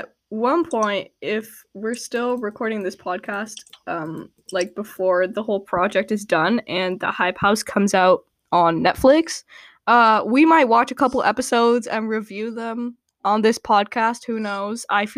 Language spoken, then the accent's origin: English; Canada; he's not my president because I'm Canadian.